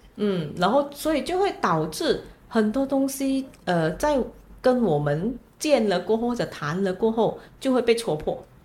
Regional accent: Malaysia; 虽然我也同样来自马来西亚

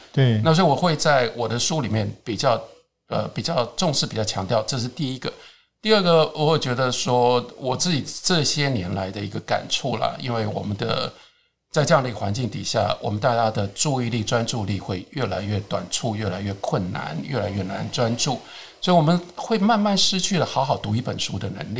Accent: Taiwan; 我作为一个台湾人

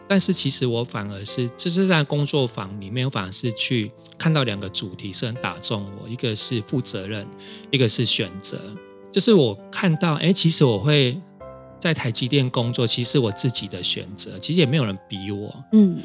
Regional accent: Kaohsiung, Taiwan; now in Taipei, Taiwan; 我来自高雄，现在住在台北

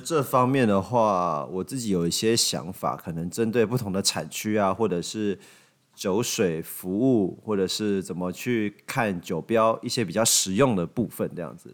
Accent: Taiwan; 我们台湾人

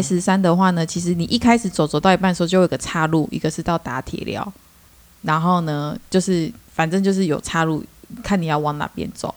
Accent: Chiayi, Taiwan; moved away; 我是嘉义人，所以呢，我还没有离开嘉义之前

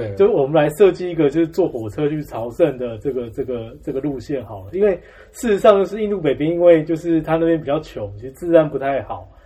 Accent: Xizhi, New Taipei, Taiwan; 我两岁开始就住在汐止

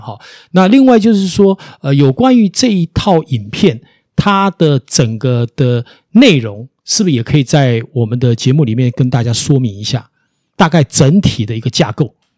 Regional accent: Taiwan; 我们台湾人

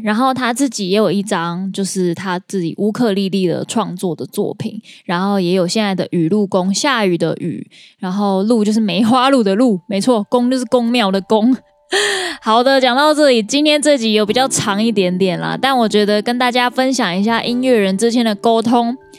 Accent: Kaohsiung, Taiwan; 我的家乡

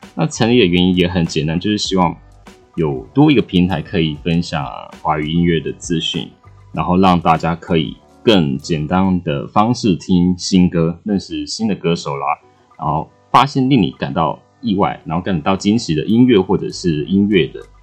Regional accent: Kaohsiung, Taiwan; 我是高雄人，年龄都有跨民营，就要买三十五岁了，算是个大叔的年纪

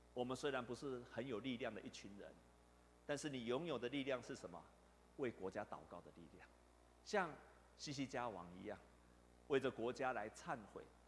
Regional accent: Taiwan; 我们台湾

